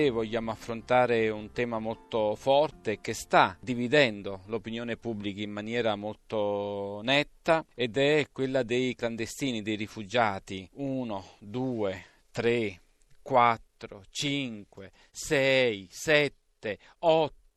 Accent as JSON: {"language": "Italian", "town": "Northampton", "region": "East Midlands", "country": "United Kingdom", "tie": "born or raised there", "moved": "yes", "lives_now": "Italy", "said": "Io sono nato a Northampton, grazie a questo passaggio anche noi siamo frutto dell'immigrazione."}